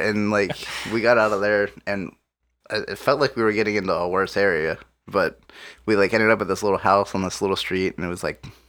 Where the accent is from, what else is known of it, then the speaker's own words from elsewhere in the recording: Ohio, United States; I'm from Ohio.